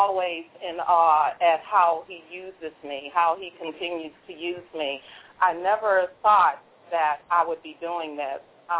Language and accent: English; Washington, District of Columbia, United States; they asked me to come to Washington, D.C., which is my hometown, by the way, and enter the poetry contest.